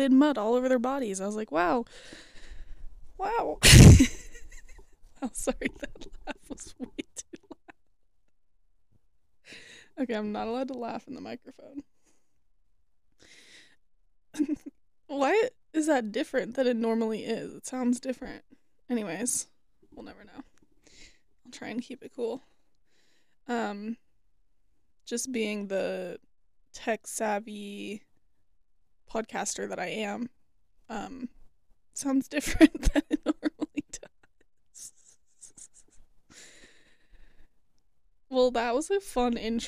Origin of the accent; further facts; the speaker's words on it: Boulder, Colorado, United States; moved away as an adult; also born or lived in Gunbarrel, Colorado; now in Fort Collins, United States; my hometown